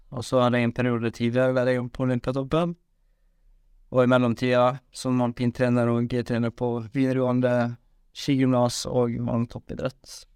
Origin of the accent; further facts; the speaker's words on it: Western Norway, Norway; jeg er fra Vestlandet